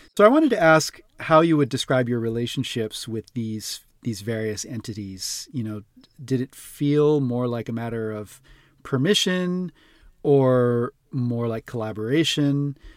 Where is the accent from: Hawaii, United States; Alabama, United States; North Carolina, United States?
Hawaii, United States; Honolulu; I was born and raised in Honolulu on the island of mm. Oahu